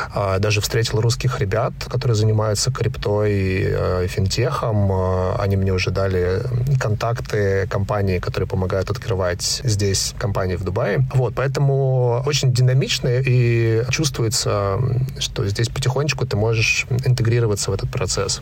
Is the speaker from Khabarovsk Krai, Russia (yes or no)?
yes; Khabarovsk, Khabarovsk Krai, Russia; also born or lived in Moscow; now in Dubai, United Arab Emirates; Я один раз в своей жизни переезжал из Дальнего Востока, где родился в Москву. Из Хабаровска. Из Хабаровска, да, я родился в Хабаровске.